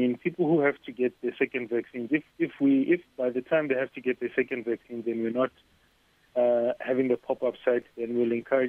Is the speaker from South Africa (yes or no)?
yes; North West, South Africa; accent: Northwest swag; I'm from the Northwest. I am from the North.